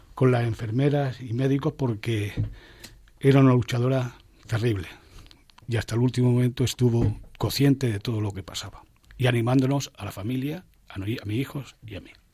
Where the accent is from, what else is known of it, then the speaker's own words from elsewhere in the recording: near Guadix, province of Granada, Andalusia, Spain; now in Boadilla del Monte, Spain; Nací en Vía de Guadix, la provincia de Granada.